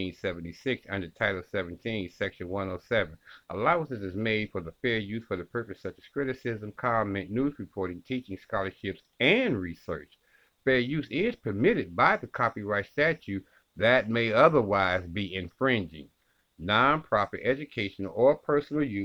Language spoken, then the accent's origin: English; Ohio, United States; In Columbus, Ohio, my home state.